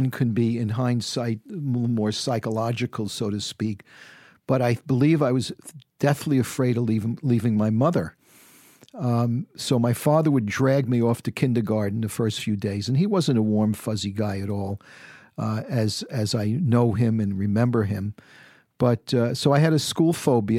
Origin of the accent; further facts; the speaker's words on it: New York City, New York, United States; moved away as an adult; also born or lived in San Francisco; growing up in the Bronx